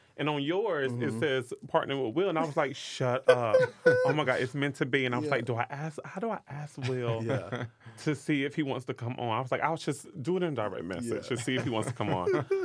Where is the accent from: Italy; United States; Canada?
United States; the South; Growing up in the South, we would hear about, like, stuff like